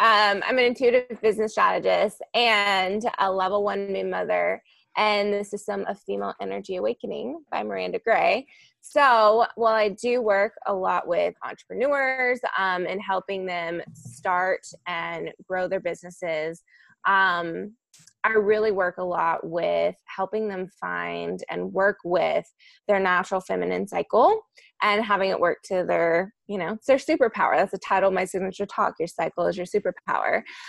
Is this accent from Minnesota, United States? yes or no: no; Kentucky, United States; now in Nashville, United States; So I'm in Nashville. I grew up in Kentucky.